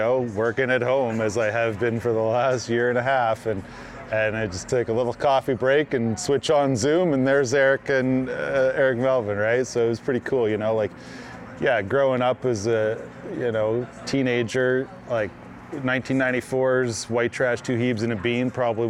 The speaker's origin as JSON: {"language": "English", "region": "the Maritimes", "country": "Canada", "tie": "born or raised there", "said": "You know, growing up in the Maritimes, not a lot of bands came out there."}